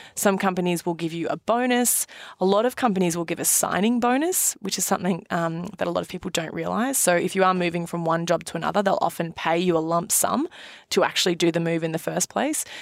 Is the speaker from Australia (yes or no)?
yes; Australia; now in New York, United States; being an Aussie